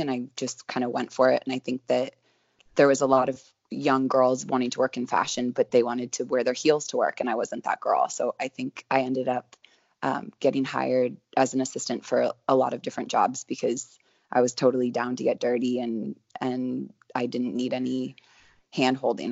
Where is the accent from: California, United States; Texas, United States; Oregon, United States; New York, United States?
California, United States; Sonoma; also born or lived in Glen Ellen / San Francisco; now in Northern California, United States; I'm originally from a tiny town called Glen Ellen, which is right next to Sonoma, wine country girl. And, I grew up in Sonoma